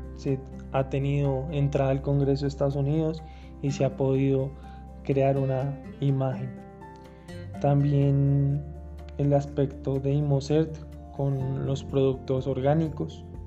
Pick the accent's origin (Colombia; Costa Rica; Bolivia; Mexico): Colombia